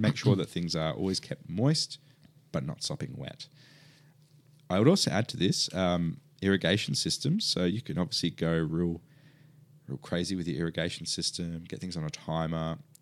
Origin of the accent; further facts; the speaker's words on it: Perth, Western Australia, Australia; now in Melbourne, Australia; I grew up in Perth